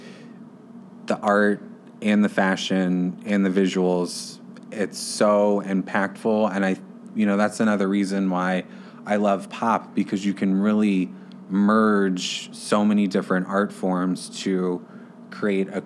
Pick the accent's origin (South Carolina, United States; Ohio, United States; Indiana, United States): South Carolina, United States; Charleston; moved away as an adult; now in Chicago, United States; I'm originally from Charleston, South Carolina, and when I was in middle school and high school, I had like a internship kind of with a local theater down there